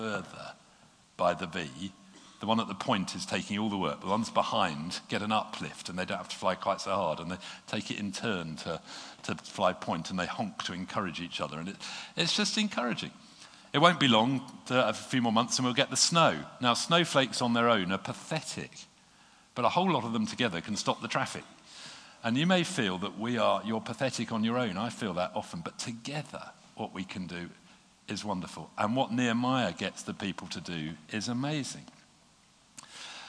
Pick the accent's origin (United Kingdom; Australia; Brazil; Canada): United Kingdom; being British